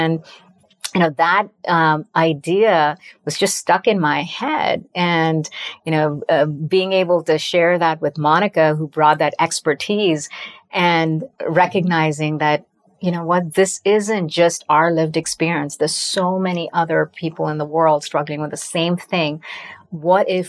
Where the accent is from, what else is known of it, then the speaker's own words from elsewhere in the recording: India; now in United States; I still remember taking a one way flight to America from my hometown in India in 1997 and looking around myself and thinking, my gosh, I don't look like anyone else. I don't like sound like anyone else.